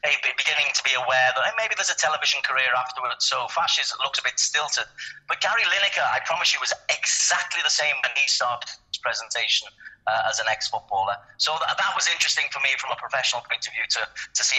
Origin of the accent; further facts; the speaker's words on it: Liverpool, North West England, United Kingdom; born and bred in Liverpool